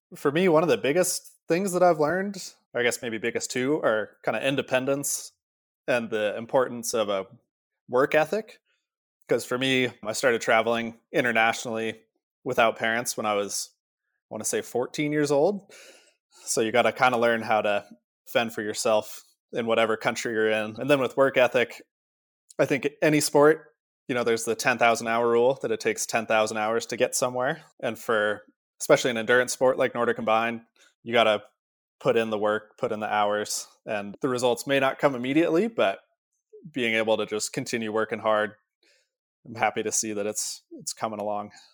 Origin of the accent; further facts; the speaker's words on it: Park City, Utah, United States; Growing up in Park City, every day on my way to school